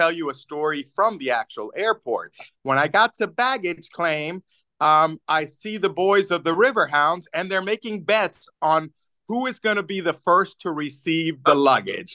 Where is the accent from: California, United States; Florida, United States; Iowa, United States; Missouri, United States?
Florida, United States; Tampa; now in Pittsburgh, United States; I grew up in Tampa